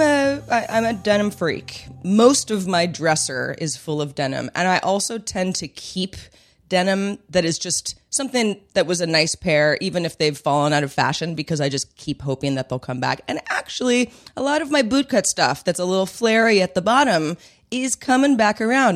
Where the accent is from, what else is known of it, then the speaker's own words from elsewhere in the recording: Bay Area, California, United States; we're from the Bay Area, my parents are from the Bay Area